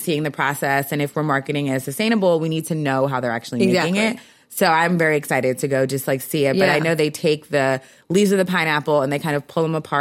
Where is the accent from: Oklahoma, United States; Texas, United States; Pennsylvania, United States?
Pennsylvania, United States; Philadelphia; I grew up in Philly